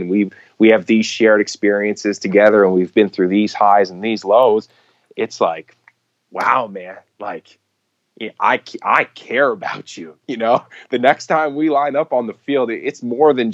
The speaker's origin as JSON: {"language": "English", "town": "Montreal", "region": "Quebec", "country": "Canada", "tie": "born or raised there", "said": "I was born and raised in Montreal, so it was home for me during the off season as well"}